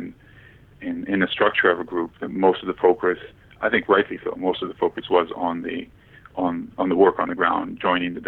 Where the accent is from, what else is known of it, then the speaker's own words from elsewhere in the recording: Israel; moved away as an adult; also born or lived in Maryland, United States / Washington, D.C., United States / Canada; I was born in Israel, and I was in the U.S. for school